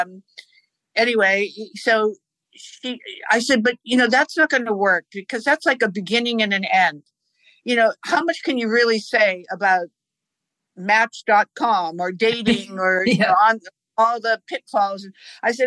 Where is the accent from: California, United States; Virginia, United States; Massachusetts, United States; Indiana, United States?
Massachusetts, United States; Boston; I grew up in Boston